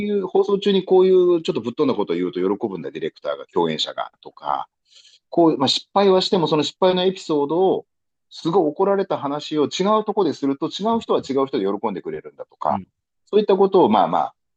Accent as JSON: {"language": "Japanese", "region": "Okinawa", "country": "Japan", "tie": "born or raised there", "also_born_or_lived": "Miyako Island", "moved": "as an adult", "lives_now": "Tokyo, Japan", "said": "沖縄に生まれ育った"}